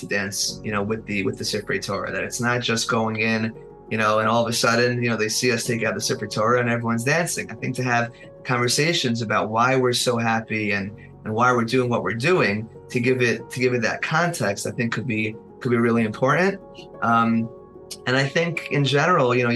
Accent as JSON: {"language": "English", "town": "Monsey", "region": "New York", "country": "United States", "tie": "born or raised there", "said": "I grew up in Muncie, I think I mentioned before, so I went to Ashar"}